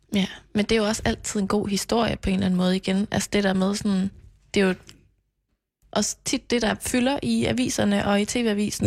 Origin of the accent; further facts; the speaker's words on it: Knebel, Central Denmark Region, Denmark; moved away; jeg er jo vokset op på Mols, som mm. også er ude i provinsen, og dengang var der mange flere indbyggere i Knebel, hvor jeg er fra